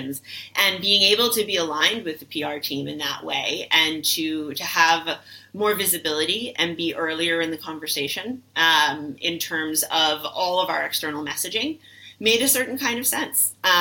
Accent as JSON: {"language": "English", "town": "New York City", "region": "New York", "country": "United States", "tie": "born or raised there", "said": "I'm a New Yorker through and through, like born and raised."}